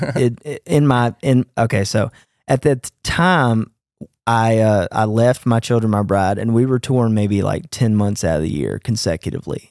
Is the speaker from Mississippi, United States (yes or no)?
yes; Jackson, Mississippi, United States; I grew up in Jackson